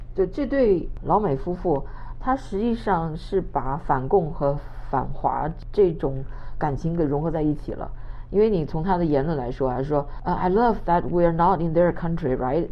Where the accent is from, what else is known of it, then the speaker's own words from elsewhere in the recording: China; now in United States; 我们中国人